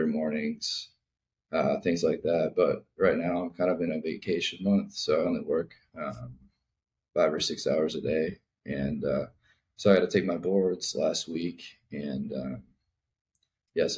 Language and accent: English; north of Baltimore, Maryland, United States; I grew up in Maryland, north of Baltimore.